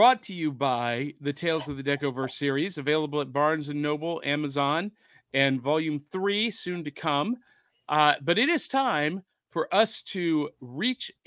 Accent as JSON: {"language": "English", "region": "Ohio", "country": "United States", "tie": "born or raised there", "also_born_or_lived": "Little Rock, Arkansas", "moved": "yes", "said": "I grew up in Ohio"}